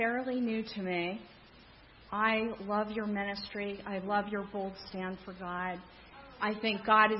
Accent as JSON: {"language": "English", "town": "Palmyra", "country": "United States", "tie": "born or raised there", "said": "I grew up in Palmyra."}